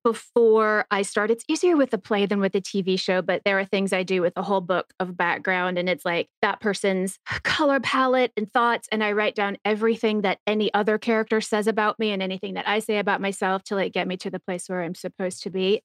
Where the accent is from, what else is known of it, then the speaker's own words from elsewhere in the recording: Texas, United States; I'm from Texas